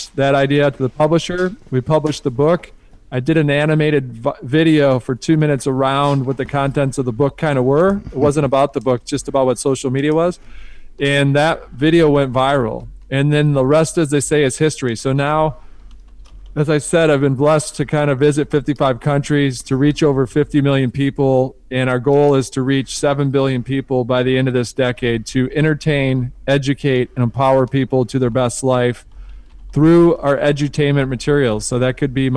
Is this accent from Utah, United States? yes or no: no; outside of Detroit, Michigan, United States; I grew up outside of Detroit